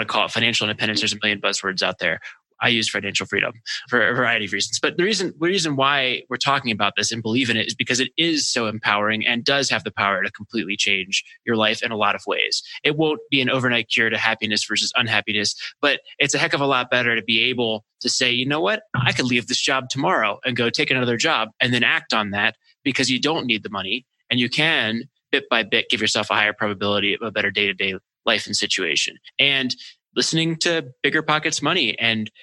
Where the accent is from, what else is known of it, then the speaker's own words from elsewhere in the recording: Maryland, United States; my hometown in Maryland